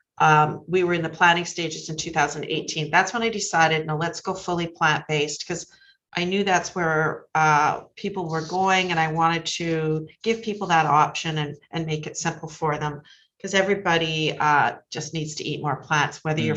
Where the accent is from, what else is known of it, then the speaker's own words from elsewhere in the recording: Penticton, British Columbia, Canada; moved away as an adult; also born or lived in Vancouver; now in South Surrey, Canada; I grew up in Penticton in the Okanagan.